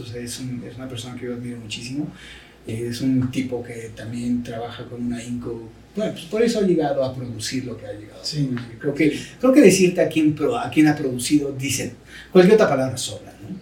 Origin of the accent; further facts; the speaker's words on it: Mexico; soy el mexicano, así como solo hay uno